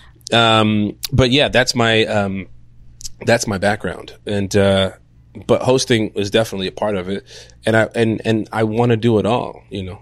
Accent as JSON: {"language": "English", "town": "Chicago", "region": "Illinois", "country": "United States", "said": "I am from Chicago"}